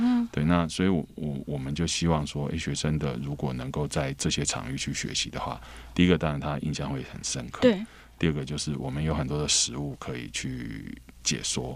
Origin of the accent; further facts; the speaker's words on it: Taiwan; 我小时候是在眷村成长